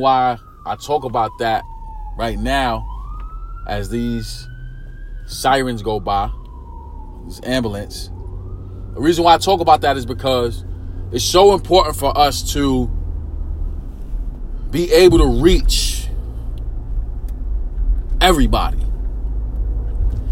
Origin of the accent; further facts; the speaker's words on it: New York City, New York, United States; me growing up in East New York, not just East New York, because we got to shrink that down a little bit. Me growing up in pink houses